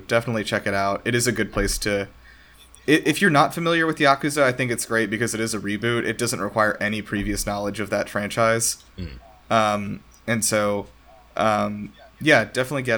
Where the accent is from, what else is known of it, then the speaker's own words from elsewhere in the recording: Southeast, United States; I'm from the Southeast